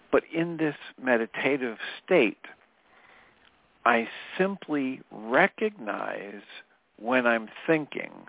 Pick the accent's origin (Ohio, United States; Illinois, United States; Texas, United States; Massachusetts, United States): Texas, United States; And of course, I'm from Texas.